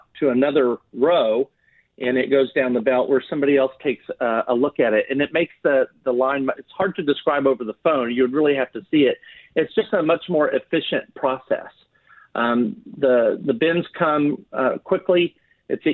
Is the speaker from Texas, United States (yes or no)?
yes; Texas, United States; I'm in Texas, and I'm Texan